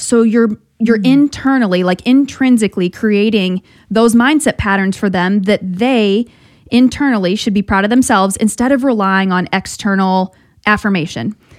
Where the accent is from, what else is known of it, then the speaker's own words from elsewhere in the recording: South Bend, Indiana, United States; moved away; also born or lived in Boston; I'm from South Bend, went to, went to St. Mary's